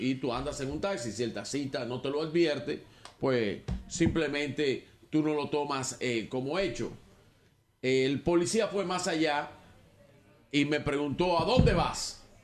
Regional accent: Dominican Republic; Señor, le pido disculpas oficial, no soy de este país ¿De dónde eres? Soy de República Dominicana

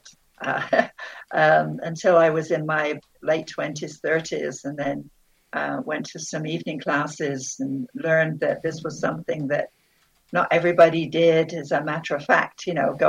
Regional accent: Bristol, South West England, United Kingdom; now in Southern Nevada, United States; I grew up in Bristol, England, and on the outskirts of the city

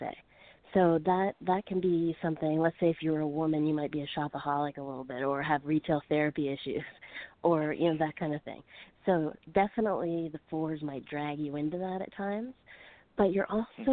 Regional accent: Fredericton, New Brunswick, Canada; also born or lived in Calgary; now in Los Angeles, United States; I'm originally from the East Coast of Fredericton, New Brunswick, but I went to Calgary and stayed there for almost 3 years

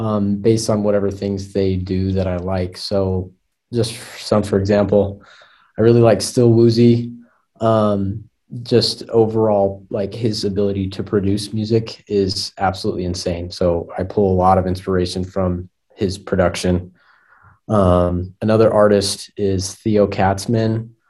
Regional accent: Soda Springs, Idaho, United States; I grew up in Soda Springs, Idaho, and if you don't know where that is, it's not really anywhere. It's in the middle of nowhere, and nobody really lives there.

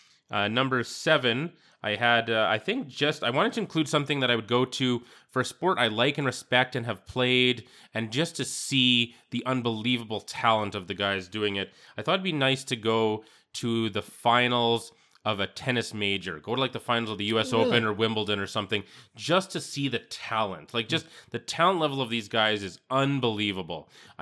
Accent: Saskatchewan, Canada; I'm from Saskatchewan

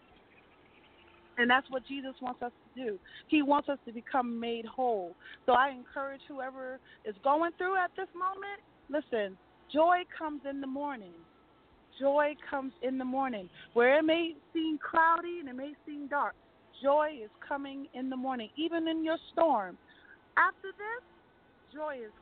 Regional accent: Freeport, New York, United States; also born or lived in Queens, New York; I originally was born in Queens, but I was raised in Long Island

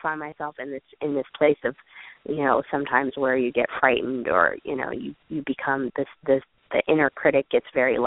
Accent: United States; I'm happily American, and, you know, there are some amazing things about being born into the privilege of the United States

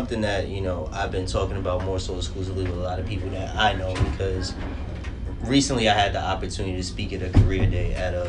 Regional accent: New York City, New York, United States; now in Brooklyn, United States; I grew up in the Bronx and up until about 2 years ago, I moved out to Brooklyn.

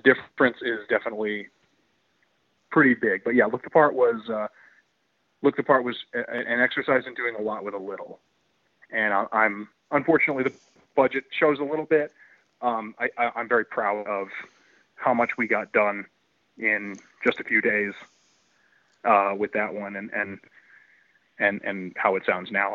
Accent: southern New England, United States; we as Southern New Englanders

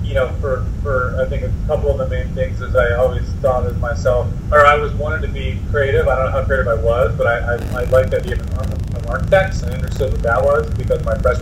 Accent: Rockville, Maryland, United States; also born or lived in Colorado; I grew up in Rockville, Maryland

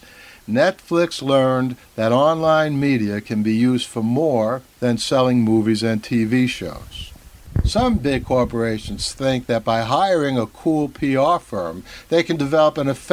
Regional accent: New York, United States; I'm a New Yorker through and through

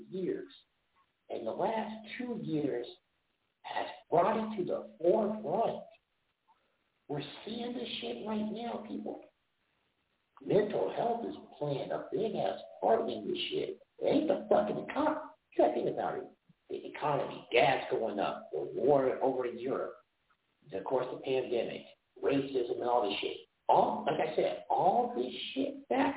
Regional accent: Olathe, Kansas, United States; this happened in my hometown

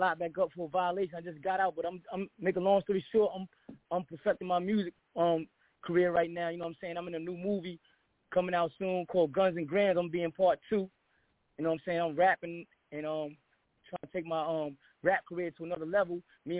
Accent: Jersey City, New Jersey, United States; now in Baltimore, United States; I'm calling from Baltimore, but, you know, I'm from Jersey, you know what I'm saying? Jersey City, you know, and New York area.

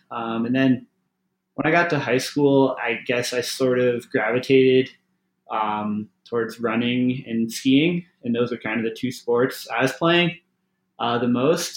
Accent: Syracuse, New York, United States; moved away; I'm from Syracuse, New York, originally

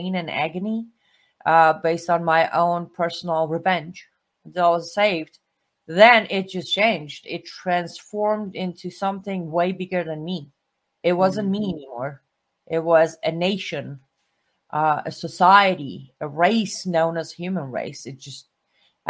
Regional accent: Iran; now in United States; was born and raised in Iran after the Islamic Revolution

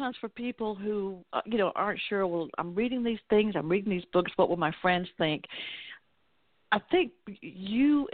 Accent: the South, United States; accent: southern; my southern accent

